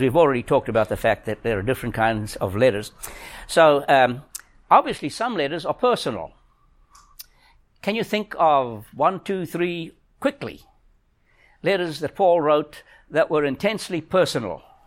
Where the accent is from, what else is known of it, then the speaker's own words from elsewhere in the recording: South Africa; moved away; I'm a South African. I think like a South African